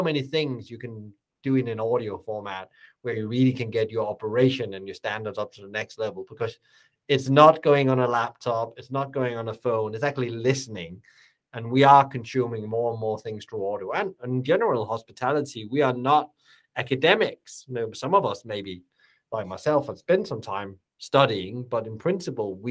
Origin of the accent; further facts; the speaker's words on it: by the German border, Southern Denmark, Denmark; I'm born and raised in the Danish hospitality family by the German border.